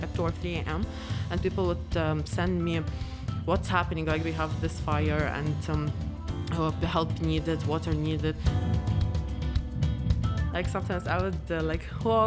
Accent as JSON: {"language": "English", "country": "Lebanon", "moved": "yes", "said": "I speak Lebanese"}